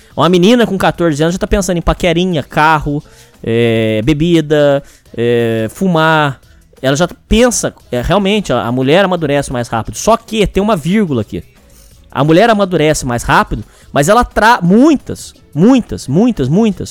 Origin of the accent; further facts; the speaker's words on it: Brazil; Eu nunca saí do Brasil